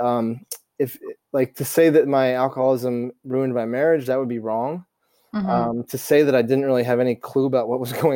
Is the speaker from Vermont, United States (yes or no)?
yes; Vermont, United States; moved away; also born or lived in East Coast; I grew up in Vermont playing tennis a lot as a kid